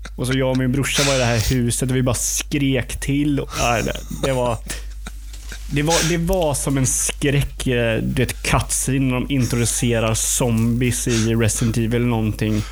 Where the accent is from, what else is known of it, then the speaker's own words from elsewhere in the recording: Eksjö, Jönköping County, Sweden; jag är ju från Eksjö